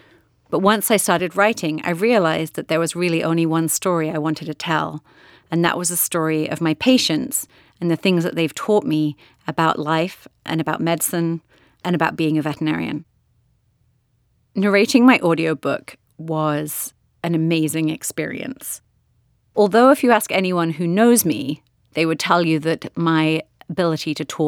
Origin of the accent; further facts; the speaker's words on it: Hereford, West Midlands, United Kingdom; Some of my earliest memories are from the children's section of the Hereford Library in my hometown in England.